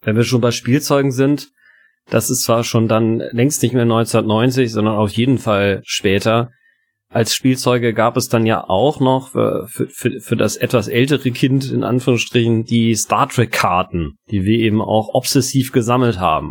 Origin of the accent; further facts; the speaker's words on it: Hamburg, Germany; ich bin in Hamburg-Poppenbüttel aufgewachsen